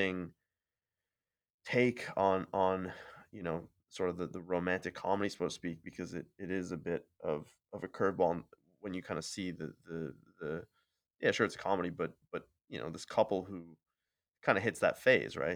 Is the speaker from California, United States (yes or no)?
no; Long Island, New York, United States; I'm born and raised on Long Island, and most of my family's from Brooklyn, and spent a lot of time in the city growing up